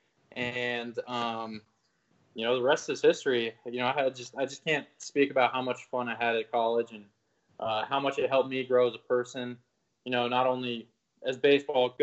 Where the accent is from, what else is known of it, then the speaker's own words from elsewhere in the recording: Denver, Colorado, United States; moved away as an adult; I grew up in Denver, Colorado